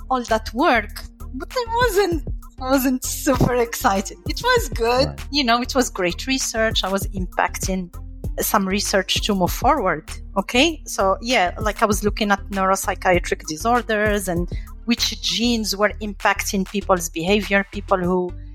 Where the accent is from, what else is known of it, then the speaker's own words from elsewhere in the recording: Morocco; moved away as an adult; also born or lived in France; now in United States; I grew up in Morocco, I studied in France, and then here in the US